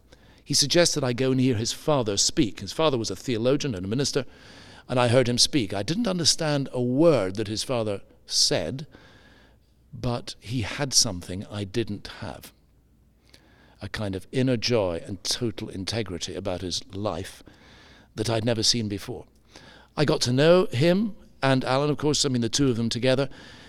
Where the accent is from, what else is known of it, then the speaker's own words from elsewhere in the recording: Edinburgh, Scotland, United Kingdom; born there; In Scottish, that's right. I was born up in Scotland, in Edinburgh, or just outside to begin with.